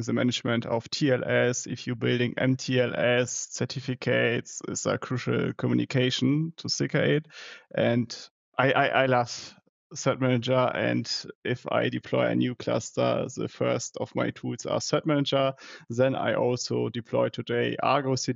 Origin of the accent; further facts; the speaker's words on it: Germany; also born or lived in Dortmund; I'm from Germany, living in Dortmund